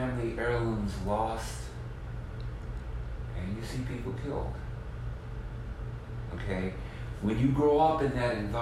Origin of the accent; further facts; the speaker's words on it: Mississippi Gulf Coast, United States; also born or lived in New Orleans, Louisiana; now in San Francisco, United States; I'm originally from what you would call the land of hurricanes. Okay? I'm from the Mississippi Gulf Coast